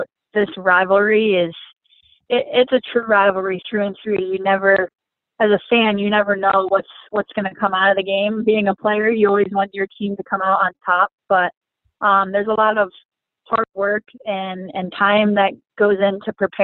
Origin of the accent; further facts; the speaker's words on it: Michigan, United States; moved away; I grew up playing hockey in Michigan